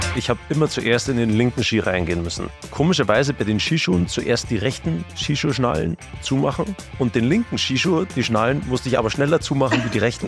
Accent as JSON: {"language": "German", "region": "Bavaria", "country": "Germany", "said": "wir kommen ja aus Bayern, gell, und da unten im Süden"}